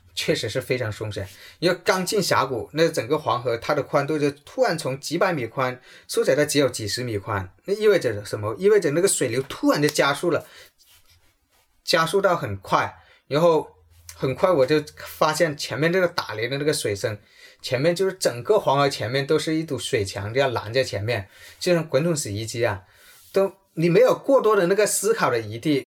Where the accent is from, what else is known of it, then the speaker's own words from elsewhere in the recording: Guangdong, China; 我从小，从，从读中学开始我就开始喝茶，因为我们广东人特别有茶文化，因为我喝铁观音喝了有三十多年了